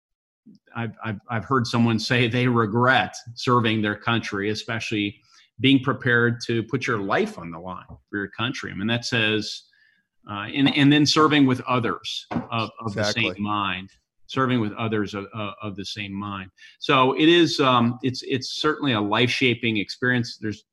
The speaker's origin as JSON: {"language": "English", "region": "Indiana", "country": "United States", "said": "You know, you came from New Jersey. I came from Indiana."}